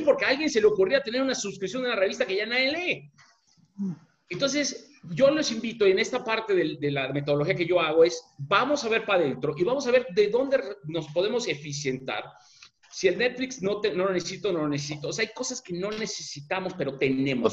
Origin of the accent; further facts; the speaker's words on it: Mexico; como mexicanos